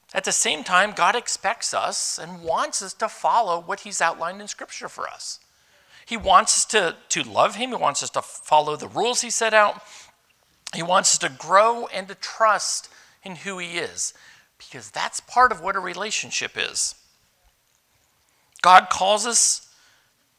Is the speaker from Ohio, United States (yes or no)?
no; Youngsville, Pennsylvania, United States; I grew up in Youngsville, Pennsylvania, way up in northwest Pennsylvania